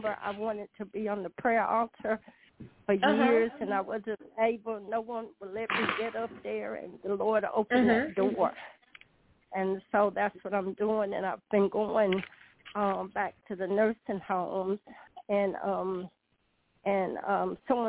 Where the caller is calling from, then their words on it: North Carolina, United States; Hi, LaShun. … from North Carolina.